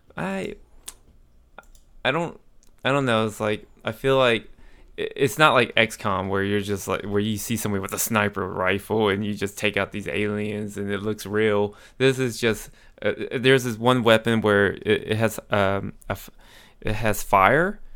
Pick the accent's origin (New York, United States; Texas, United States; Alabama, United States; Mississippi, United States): Texas, United States; Amarillo; moved away; I went to my hometown in Amarillo